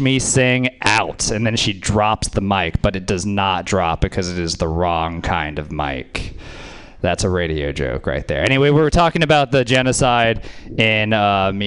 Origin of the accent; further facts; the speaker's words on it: Louisiana, United States; moved away; I grew up in Louisiana